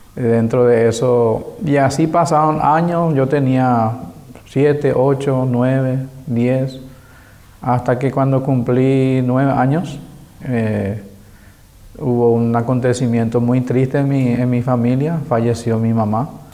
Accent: Asunción, Paraguay; Crecí en Asunción

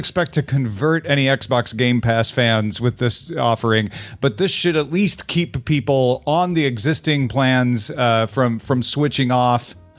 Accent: Midwest, United States; You know, I'm from the Midwest.

